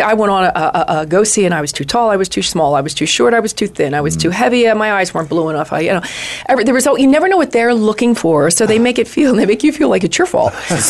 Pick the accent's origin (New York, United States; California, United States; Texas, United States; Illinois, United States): New York, United States; also born or lived in Los Angeles; now in Phoenix, United States; I'm a New Yorker. We're East Coasters. I'm an East Coaster.